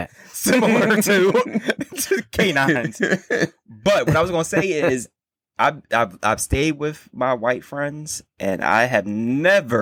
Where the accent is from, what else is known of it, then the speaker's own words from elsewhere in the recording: the South, United States; I'm from the South